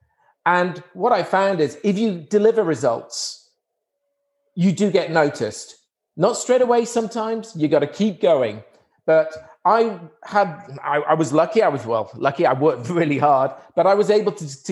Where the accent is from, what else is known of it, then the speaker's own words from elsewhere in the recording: Wrexham, Wales, United Kingdom; I was born in a town in Wales, Wrexham. So, and I grew up in Wrexham